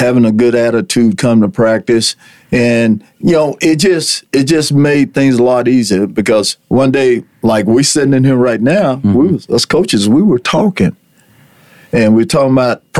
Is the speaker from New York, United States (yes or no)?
no; Borger, Texas, United States; also born or lived in Laneville, Texas; I was born in Laneville, Texas, and we moved to here. We moved to Borger when I was about 5 years old.